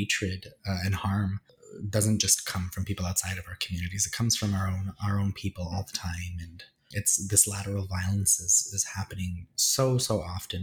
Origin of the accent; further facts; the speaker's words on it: Edmonton, Alberta, Canada; moved away as an adult; now in Toronto, Canada; I was born and raised in Edmonton